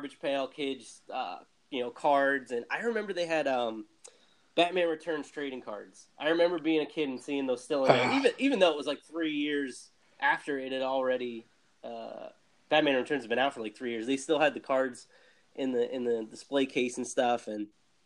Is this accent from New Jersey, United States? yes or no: yes; New Jersey, United States; So I grew up in New Jersey